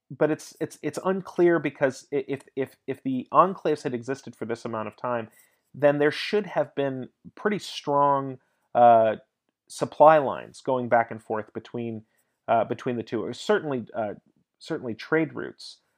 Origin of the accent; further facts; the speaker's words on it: United States; I'm American